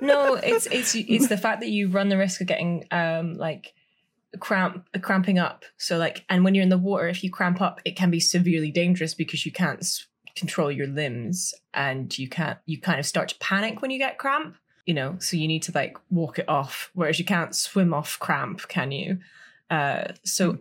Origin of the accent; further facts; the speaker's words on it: United Kingdom; We we are so British